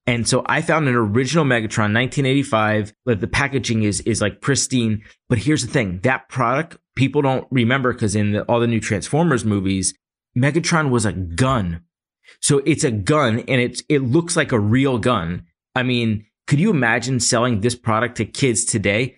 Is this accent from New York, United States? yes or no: no; Philadelphia, Pennsylvania, United States; I grew up in Philly